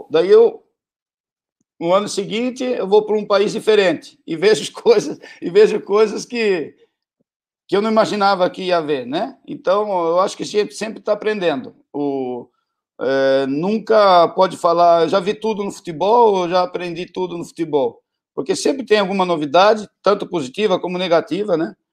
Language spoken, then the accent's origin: Portuguese; Brazil; desde a distância, eu também sendo brasileiro, é, eu percebia isso